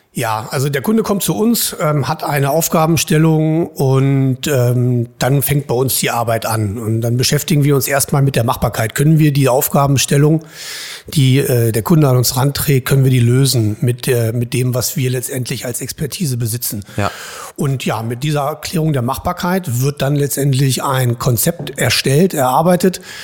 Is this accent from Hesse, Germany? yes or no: no; Hildesheim, Lower Saxony, Germany; also born or lived in Saarbrücken; ich komme hier aus Hildesheim, ich bin Hildesheimer